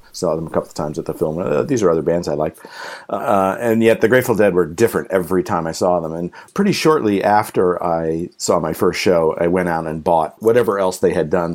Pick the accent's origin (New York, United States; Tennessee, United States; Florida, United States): New York, United States; Pelham; my hometown in Pelham, New York